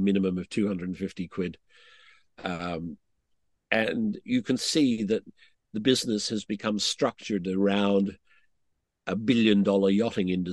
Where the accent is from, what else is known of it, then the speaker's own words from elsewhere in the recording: Australia; I'm an Australian